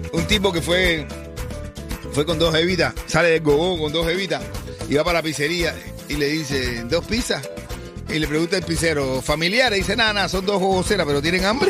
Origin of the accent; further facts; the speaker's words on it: Cuba; yo como cubano